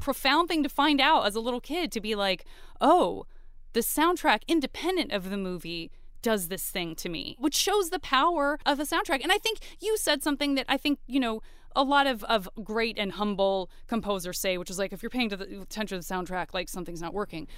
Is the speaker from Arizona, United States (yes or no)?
yes; Tucson, Arizona, United States; I'm a kid from Tucson